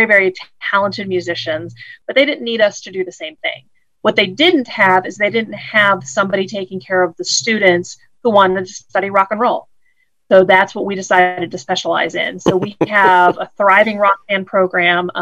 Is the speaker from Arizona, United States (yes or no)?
no; Woodville, Ohio, United States; moved away; also born or lived in Georgia / Rome, Georgia; I grew up in Woodville and Gibsonburg, Ohio, which, as you said, is outside of Toledo.